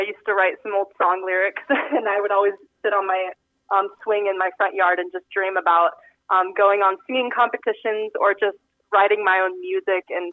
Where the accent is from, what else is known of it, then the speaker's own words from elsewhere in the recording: Exira, Iowa, United States; moved away as an adult; now in York, Nebraska, United States; I'm from Exira, actually, right outside of Exira. Went to high school at Audubon